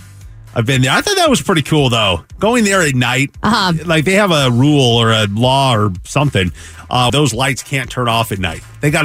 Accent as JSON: {"language": "English", "region": "Pacific Northwest", "country": "United States", "tie": "born or raised there", "said": "I grew up in the Pacific Northwest."}